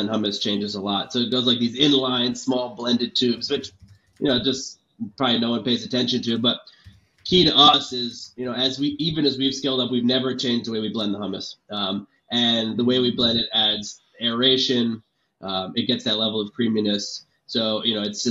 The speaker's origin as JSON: {"language": "English", "region": "East Coast", "country": "United States", "tie": "born or raised there", "said": "I grew up on the East Coast"}